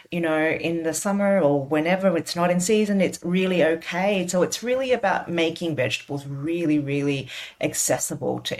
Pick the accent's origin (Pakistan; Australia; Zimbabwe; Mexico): Australia; I am proudly Chinese, I'm proudly Australian, and this is how I cook.